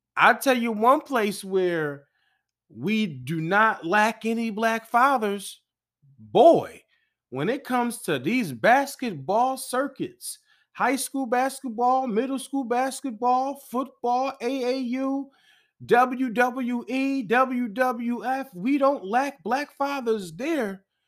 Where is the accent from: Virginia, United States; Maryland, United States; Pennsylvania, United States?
Pennsylvania, United States; Philadelphia; I'm from Philly